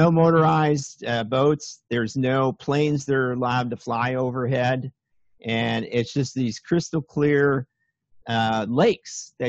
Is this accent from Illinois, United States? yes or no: yes; Chicago, Illinois, United States; moved away; also born or lived in Minnesota / Aspen, Colorado; Oh, I grew up in Chicago, got out of there as soon as I saw anything else, moved to Minnesota, went to school in Minnesota.